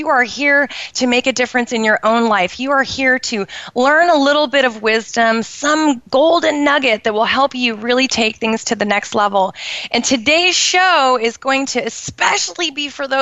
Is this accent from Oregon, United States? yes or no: yes; Portland, Oregon, United States; in Portland, which is where I grew up in the Pacific Northwest